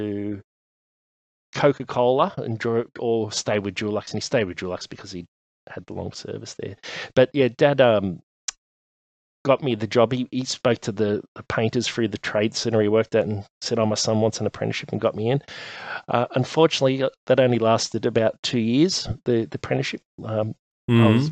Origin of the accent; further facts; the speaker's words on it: Sydney, New South Wales, Australia; I was born in Auburn Hospital in Sydney and grew up out in the western suburbs of Sydney, in a suburb called St. Mary's